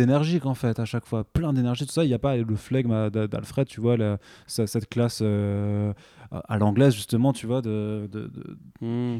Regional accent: Alsace, Grand Est, France; Je suis alsacien

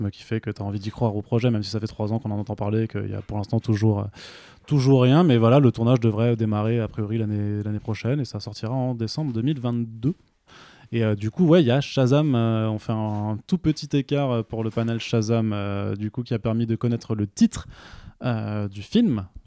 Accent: France; on est français, donc on prononce à la française.

